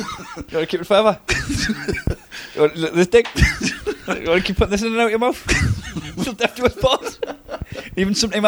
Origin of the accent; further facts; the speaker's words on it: Newcastle upon Tyne, North East England, United Kingdom; accent: Geordie; because I'm a Geordie